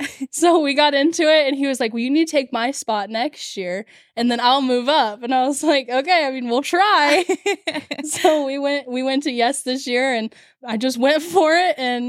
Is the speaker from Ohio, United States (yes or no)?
yes; Richwood, Ohio, United States; So I'm 17. I'm from Richwood, Ohio.